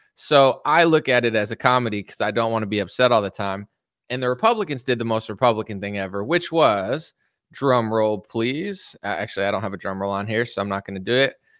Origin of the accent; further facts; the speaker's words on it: United States; I'm American